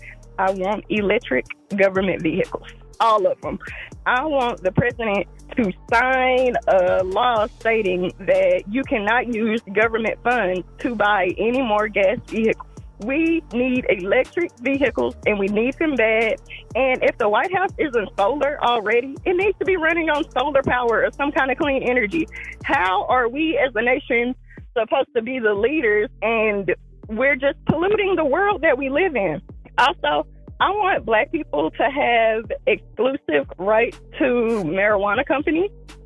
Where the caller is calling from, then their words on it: Texas, United States; I'm calling from Texas